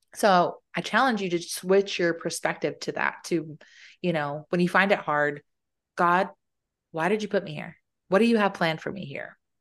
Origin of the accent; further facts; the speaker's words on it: Arizona, United States; moved away; also born or lived in North Carolina / Colorado; I'm from Arizona